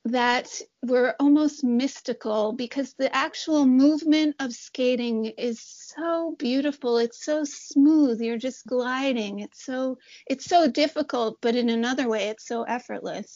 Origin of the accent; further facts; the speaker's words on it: New York City, New York, United States; I grew up in New York City.